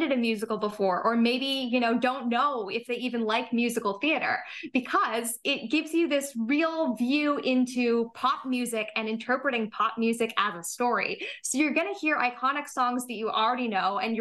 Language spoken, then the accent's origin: English; Toronto, Ontario, Canada; I grew up here in Toronto